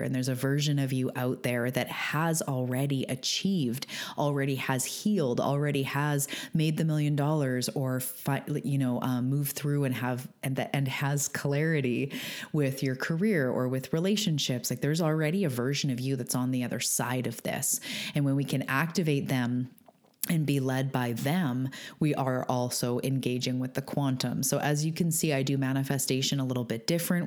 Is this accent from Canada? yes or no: yes; Canada; I'm a Canadian